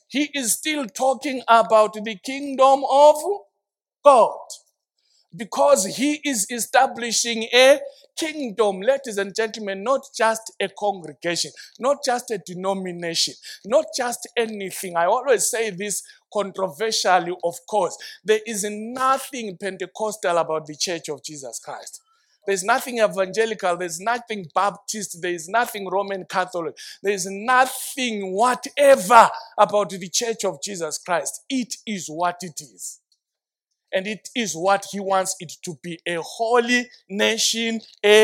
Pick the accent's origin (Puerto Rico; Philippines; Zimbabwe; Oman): Zimbabwe; I identify myself by the kingdom first, then Zimbabwean later